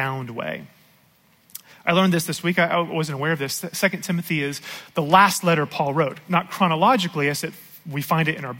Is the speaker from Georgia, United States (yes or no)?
yes; Georgia, United States; I grew up here in Georgia